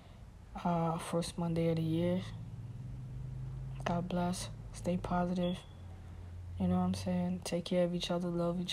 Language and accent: English; New York City, New York, United States; when I grew up in Brooklyn